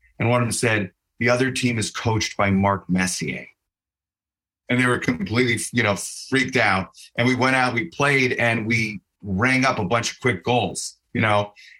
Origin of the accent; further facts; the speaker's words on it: Chicago, Illinois, United States; I'm from Chicago. I'm really a Blackhawks fan, but I moved here to work